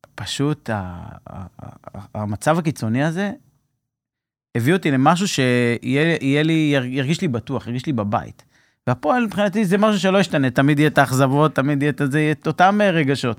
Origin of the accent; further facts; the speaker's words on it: Mefalsim, Southern District, Israel; moved away as an adult; also born or lived in Dan Accadia hotel, Herzliya; אני במקור מקיבוץ מפלסים, נולדתי במפלסים